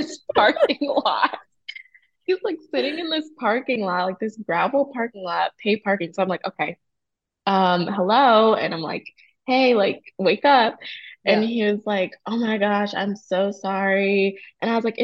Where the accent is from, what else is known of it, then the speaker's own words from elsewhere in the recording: New Jersey, United States; now in Charlotte, United States; I'm from Jersey. We're both in Charlotte.